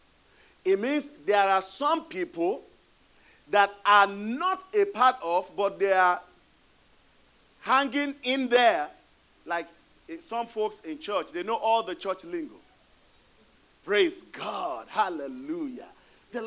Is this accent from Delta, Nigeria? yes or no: no; Ibadan, Oyo, Nigeria; now in United States; the Olubado of Ibadan. That's my hometown